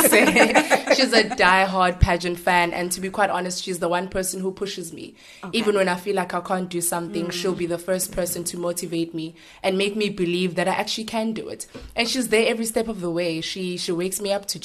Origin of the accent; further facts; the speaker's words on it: KwaMashu, KwaZulu-Natal, South Africa; moved away; I come from Guamash in the location in KZN. So this means that I'm showing that little Guamashu girl that I used to be